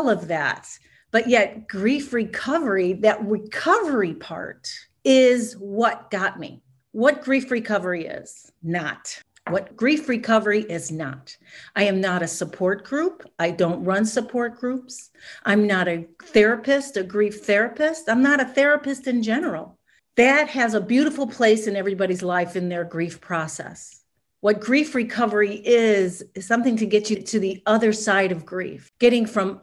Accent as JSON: {"language": "English", "town": "Chicago", "region": "Illinois", "country": "United States", "moved": "as an adult", "lives_now": "Los Angeles, United States", "said": "I was from Chicago. I was living in Chicago"}